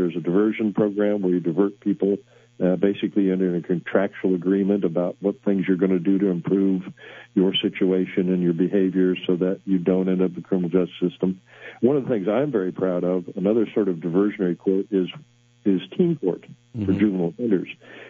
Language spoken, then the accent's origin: English; Decatur, Illinois, United States